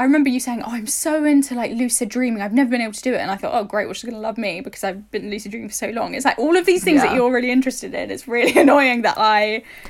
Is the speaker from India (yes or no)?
no; London, United Kingdom; But growing up in London, I never once looked out into the night sky and saw stars.